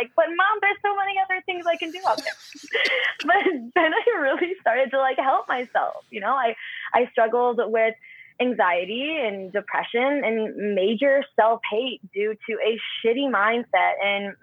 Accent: Fenton, Missouri, United States; now in California, United States; I born and raised there. And I say St. Louis, but I'm like 30 minutes south of St. Louis. Fenton, Missouri is my hometown

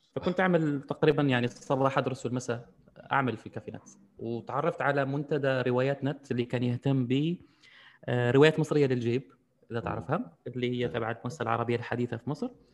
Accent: Algeria; عندنا في الجزائر

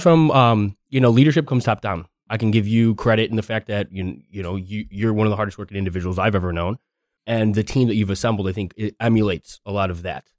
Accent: Chicago, Illinois, United States; I'm from Chicago

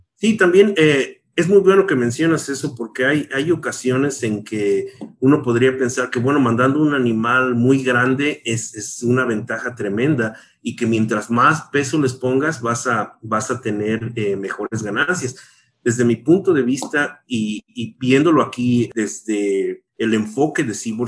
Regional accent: Mexico; moved away as an adult; now in United States; yo crecí en México

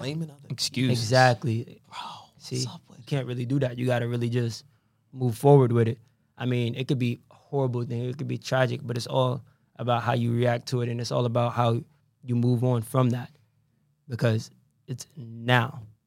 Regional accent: Norwich, Connecticut, United States; I was born in Norwich, but I'm I'm from Norwich. I don't claim anywhere else. I don't care because this is where I came up

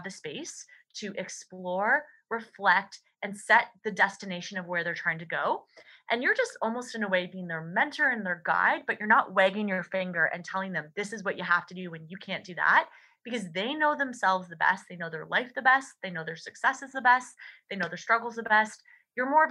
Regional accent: Canada; as a Canadian

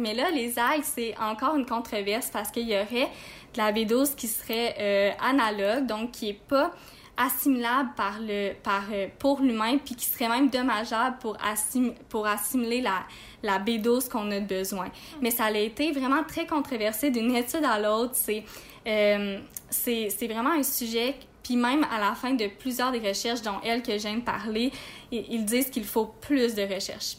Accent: Quebec, Canada; moved away as an adult; nous, on vient de Québec

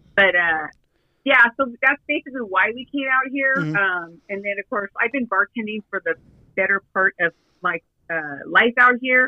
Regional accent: Sunset Beach, California, United States; I am originally from uh, Sunset Beach, California

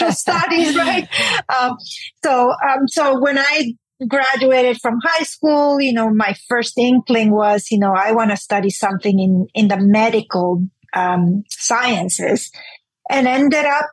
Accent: Honduras; moved away as an adult; now in Houston, United States; I grew up in Honduras, which is a Central American country

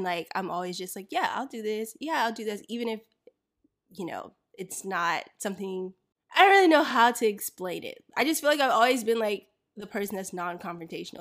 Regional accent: Florida, United States; I grew up in Florida

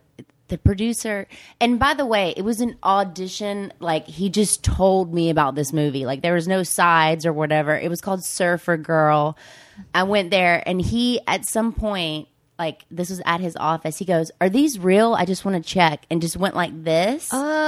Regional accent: Mississippi, United States; come from Mississippi. But this, I've been here for so long now, even though you hear my accent, it's not like I just fell off the pumpkin truck.

